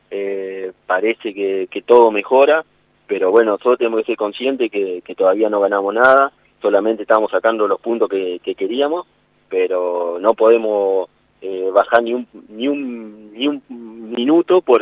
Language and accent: Spanish; Argentina; Yo del pueblo donde soy, cerca de Paraná, vivo a un kilómetro.